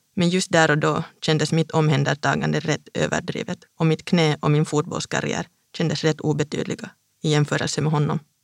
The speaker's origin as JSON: {"language": "Swedish", "town": "Vantaa", "region": "Uusimaa", "country": "Finland", "also_born_or_lived": "Stockholm, Sweden / Linköping, Sweden / Hässleholm, Sweden", "moved": "as an adult", "lives_now": "Paris, France", "said": "Jag är själv från Vanda"}